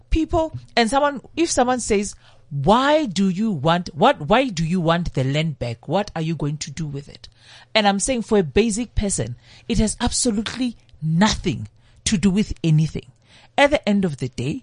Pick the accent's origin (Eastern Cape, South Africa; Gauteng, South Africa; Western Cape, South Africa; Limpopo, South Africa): Limpopo, South Africa; now I'm from Limpopo